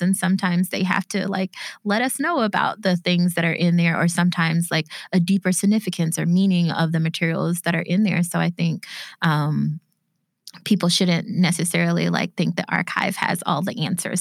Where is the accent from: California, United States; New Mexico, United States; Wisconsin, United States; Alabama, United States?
Alabama, United States; Bessemer; my hometown of Bessemer, Alabama